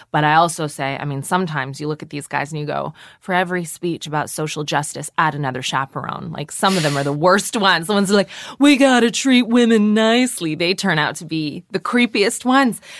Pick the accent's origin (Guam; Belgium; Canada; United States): Canada; moved away as an adult; also born or lived in Toronto; now in London, United Kingdom; I am a Canadian person with a lot of American cultural influences